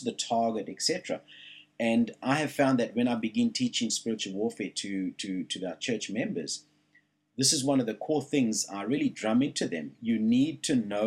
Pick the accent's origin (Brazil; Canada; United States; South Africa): South Africa; now in Australia; Where I'm from